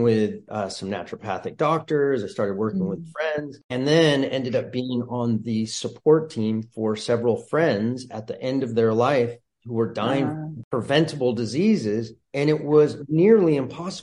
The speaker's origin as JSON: {"language": "English", "town": "Santa Barbara", "region": "California", "country": "United States", "tie": "born or raised there", "also_born_or_lived": "Colorado", "said": "born and raised in Santa Barbara"}